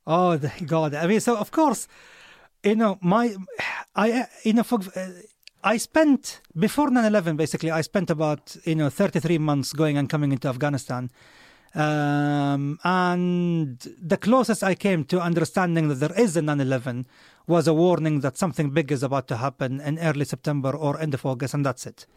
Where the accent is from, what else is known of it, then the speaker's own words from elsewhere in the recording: Saudi Arabia; moved away; I come from Saudi